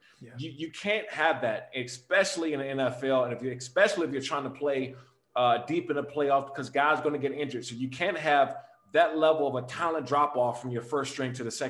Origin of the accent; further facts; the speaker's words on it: Prince George's County, Maryland, United States; my sophomore year at Frederick Douglass High School in Maryland, when I grew up in Prince George County